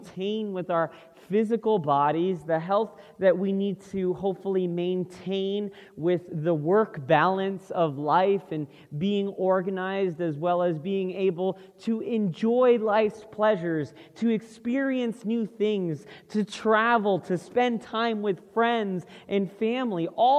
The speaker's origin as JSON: {"language": "English", "region": "Florida", "country": "United States", "moved": "yes", "said": "we're originally from Florida, so that's the East Coast"}